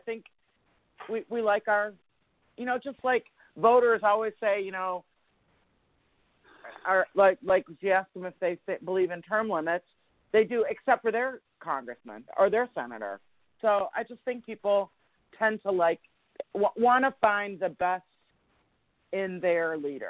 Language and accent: English; Michigan, United States; moved away; I grew up in Michigan. I lived there for, you know, much of my life.